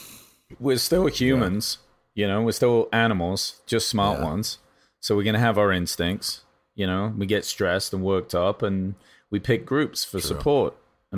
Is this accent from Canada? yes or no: no; England, United Kingdom; now in United States; I guess I shouldn't even say this because I'm English, and but I am a citizen of America.